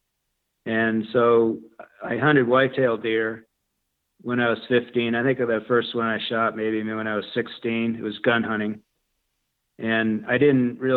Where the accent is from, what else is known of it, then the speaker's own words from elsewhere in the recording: New England, United States; moved away; I grew up in New England